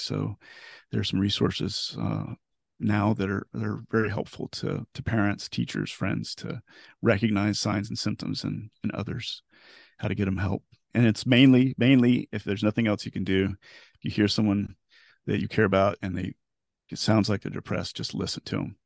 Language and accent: English; Florida, United States; also born or lived in Knoxville, Tennessee; I was born and raised in Florida